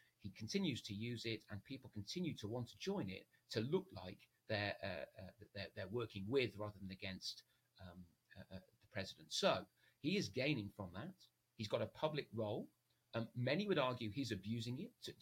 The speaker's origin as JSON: {"language": "English", "country": "United Kingdom", "said": "as a Brit"}